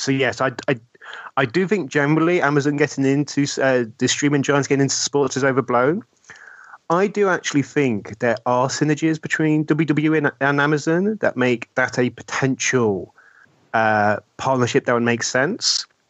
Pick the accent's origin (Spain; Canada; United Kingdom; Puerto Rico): United Kingdom